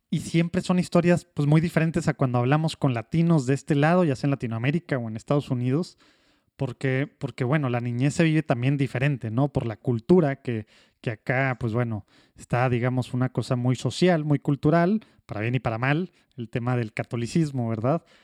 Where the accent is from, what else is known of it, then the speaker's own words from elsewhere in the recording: Madrid, Community of Madrid, Spain; also born or lived in Burgos; Yo nací en Madrid.